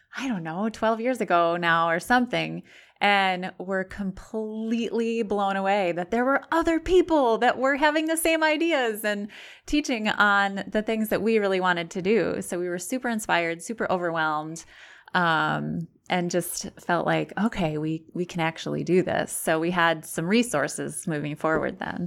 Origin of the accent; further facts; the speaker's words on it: Sterling, Illinois, United States; moved away as an adult; also born or lived in Platteville, Wisconsin; now in Brodhead, United States; I grew up in Sterling, Illinois